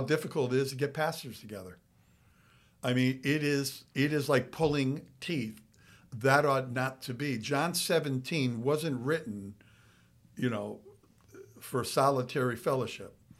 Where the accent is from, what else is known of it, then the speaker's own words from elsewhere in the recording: Waterbury, Connecticut, United States; now in Florida, United States; growing up in Waterbury, Connecticut, how half the people we know are no longer alive.